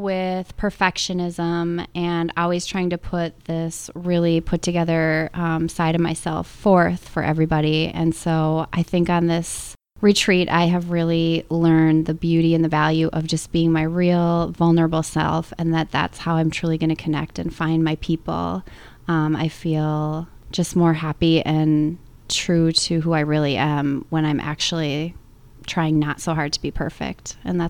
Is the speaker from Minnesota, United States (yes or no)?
yes; St. Paul, Minnesota, United States; from St. Paul, Minnesota.